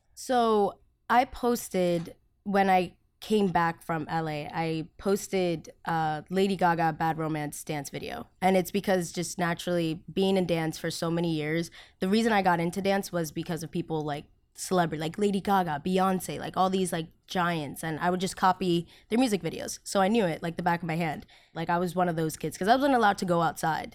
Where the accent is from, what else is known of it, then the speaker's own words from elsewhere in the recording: United States; first language Spanish; English is a second language; also born or lived in Colombia; I'm from America